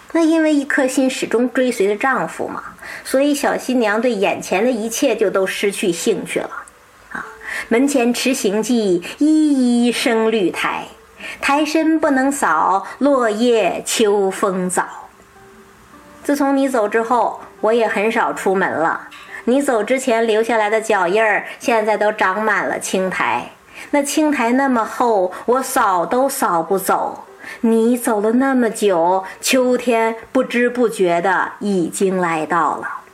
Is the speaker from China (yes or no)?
yes; China; 我们中国人呐，追求的不是这种一把火的炽烈，而是一江水的长情